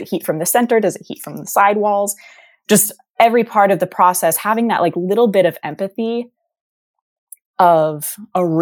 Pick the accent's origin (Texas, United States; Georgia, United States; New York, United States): Texas, United States; moved away; we're both from Texas